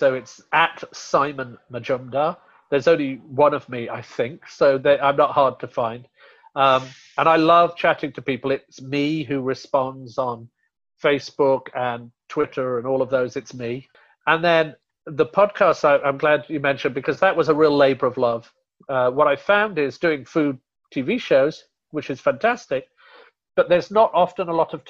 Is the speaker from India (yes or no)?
yes; India; And so even though I'm from India, I don't get people going, I just want to eat something so hot it's going to burn my mouth, because Indian food isn't like that.